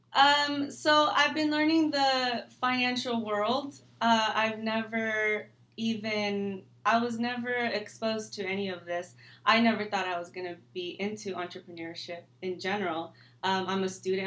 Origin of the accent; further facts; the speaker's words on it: California, United States; I was born and raised here in California